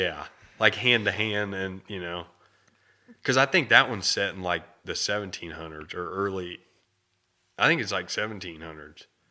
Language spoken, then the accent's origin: English; United States; I was born in America